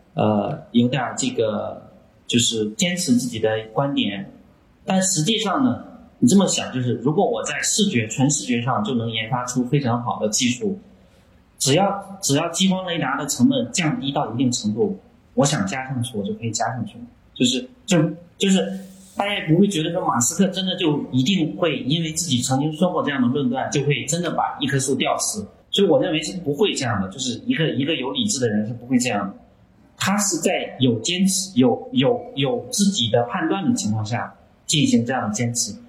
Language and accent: Chinese; China; 我们中国人比较勤劳